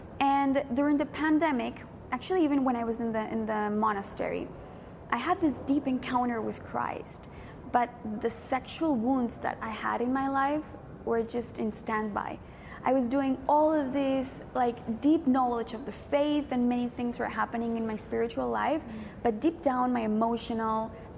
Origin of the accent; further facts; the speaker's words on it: Colombia; I went 2 years away to do discernment with the Franciscans in my country. I'm from Colombia.